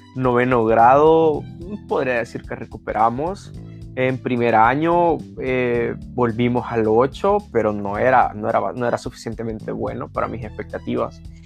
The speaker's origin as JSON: {"language": "Spanish", "region": "Sonsonate", "country": "El Salvador", "tie": "born or raised there", "said": "yo soy de Sonsonate, estudié en un colegio cristiano eh, del Taber. Eh, se podría decir que estudié la mayoría de mi vida allí"}